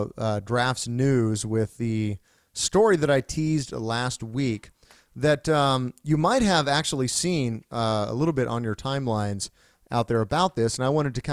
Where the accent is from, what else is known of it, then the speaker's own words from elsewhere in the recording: Krebs, Oklahoma, United States; I'm from Krebs.